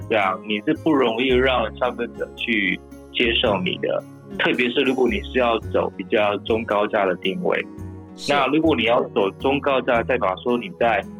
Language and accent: Chinese; Taiwan; now in Indonesia; 我们公司就是我是台湾人嘛，我是就是老板嘛，然后其他其实全部都是在地的团队啊。